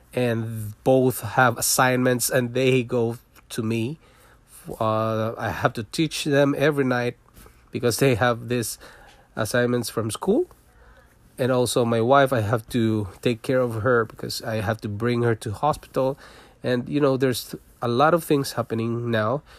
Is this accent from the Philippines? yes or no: yes; Philippines; moved away as an adult; also born or lived in Singapore; now in Toronto, Canada; I was born in Philippines. I'm a Filipino